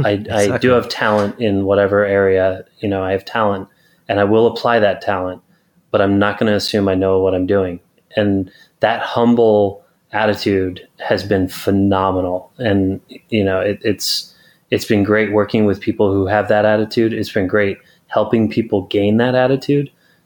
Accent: California, United States; So lived in California since I was 10. Gotcha. Effectively a California guy

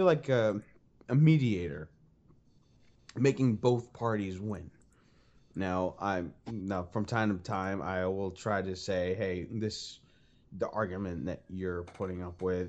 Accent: Boston, Massachusetts, United States; accent: Boston; now in Tennessee, United States; I am actually from Boston, Massachusetts. And from time to time, I do have a little bit of an accent that kind of comes and goes.

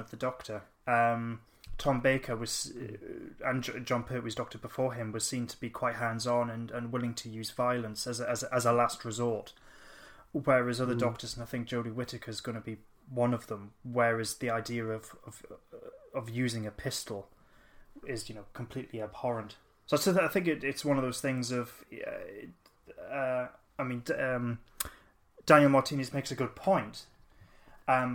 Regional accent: Newcastle upon Tyne, North East England, United Kingdom; we're from Newcastle

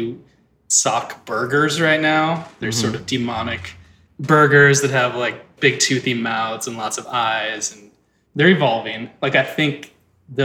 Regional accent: Saint Paul, Minnesota, United States; I grew up in St. Paul, Minnesota. I was born there in 1975

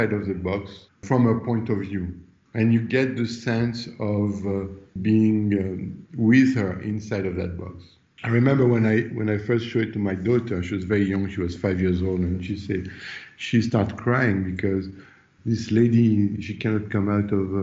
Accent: France; moved away as an adult; also born or lived in Los Angeles; I'm from France and I, Los Angeles at the time, I've been in Los Angeles for 9 years.

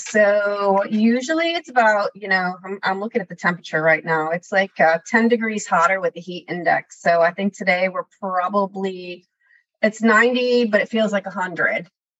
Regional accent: Connecticut, United States; Now that I don't live in Connecticut, I miss it. I miss the change of seasons.

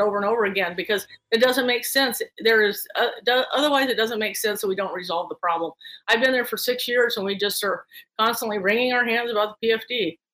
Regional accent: Talkeetna, Alaska, United States; also born or lived in Palmer, Alaska; I grew up in Talkeetna

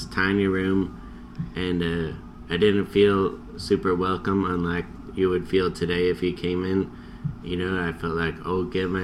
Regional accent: West Coast, United States; moved away as an adult; now in New York, United States; I'm from the West Coast

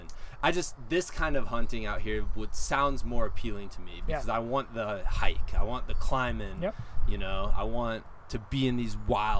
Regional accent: Iowa, United States; moved away; I grew up in Iowa, and my dad owned some land in southern Iowa

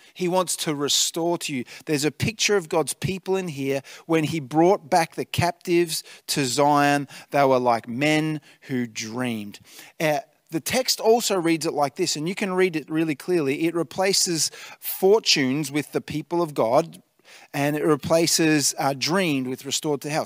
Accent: Tatura, Victoria, Australia; now in Albury-Wodonga, Australia; I grew up in the Golden Valley, uh, in Tatura

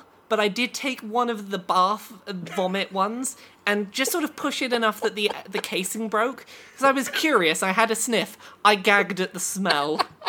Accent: England, United Kingdom; accent: English; That is my English accent

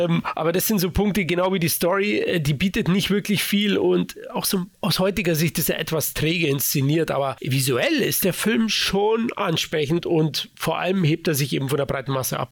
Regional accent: Bavaria, Germany; born or raised there

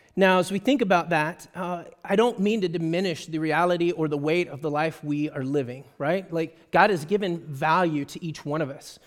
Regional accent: Texas, United States; I'm a Texan

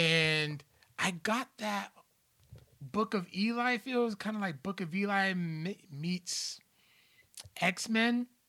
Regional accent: Providence, Rhode Island, United States; my hometown

